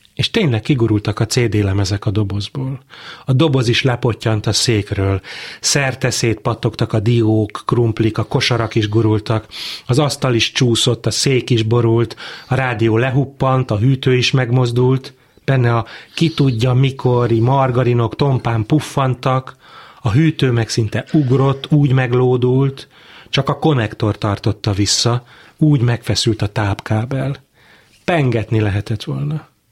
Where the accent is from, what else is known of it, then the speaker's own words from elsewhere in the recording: Pécs, Baranya, Hungary; also born or lived in Budapest; A Pécsi kórházban születtem